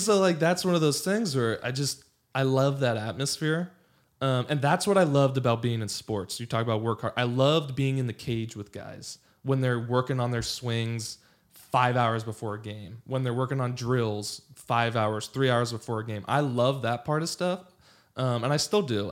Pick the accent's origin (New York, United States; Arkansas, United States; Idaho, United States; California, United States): California, United States; Los Angeles; also born or lived in Pasadena / Santa Barbara / Virginia; I grew up in Los Angeles.